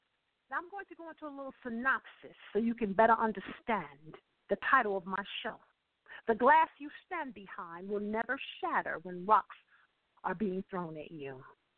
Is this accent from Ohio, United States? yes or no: yes; Akron, Ohio, United States; So his time at home was very limited because we lived up north, being born and raised in Akron, Ohio